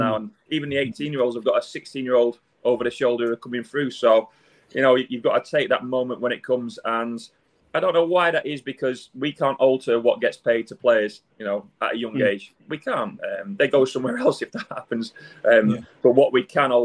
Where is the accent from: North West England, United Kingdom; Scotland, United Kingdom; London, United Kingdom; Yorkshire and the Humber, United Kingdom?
North West England, United Kingdom; Wigan; moved away; I wasn't born and bred in Manchester, just outside Wigan